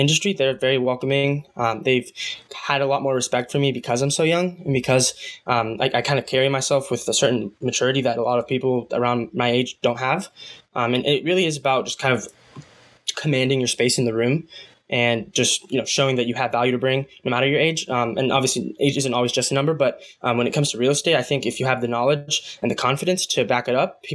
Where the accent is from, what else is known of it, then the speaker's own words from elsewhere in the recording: United States; also born or lived in Guatemala (mother's origin); I'm first generation. So I just kind of looked at all the opportunities I have here